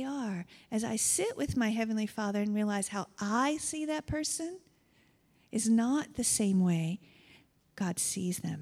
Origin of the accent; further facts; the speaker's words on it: United States; now in Canada; I come from a region of the United States, and when I have my accent shows up